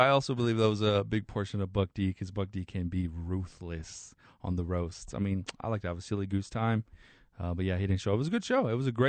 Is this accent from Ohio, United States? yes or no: no; Farmington, New Mexico, United States; born or raised there; also born or lived in Shiprock, New Mexico / Albuquerque, New Mexico